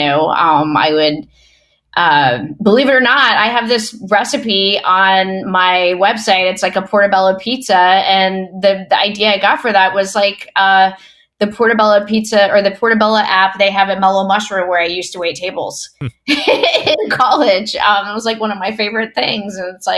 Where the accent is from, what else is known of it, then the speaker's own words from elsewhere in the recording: the South, United States; I always talk about being a Southerner and growing up in the South as really being culminative in just like my love for food.